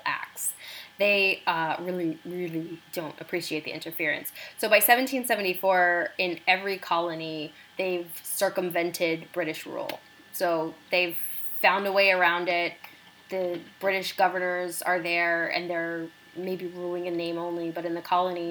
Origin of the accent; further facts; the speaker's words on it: United States; as an American